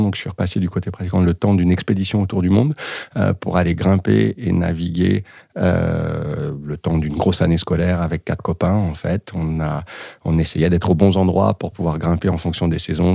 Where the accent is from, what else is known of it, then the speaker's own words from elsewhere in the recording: Saint-Étienne, Auvergne-Rhône-Alpes, France; now in Lyon, France; J'ai grandi et joué au foot à Saint-Etienne.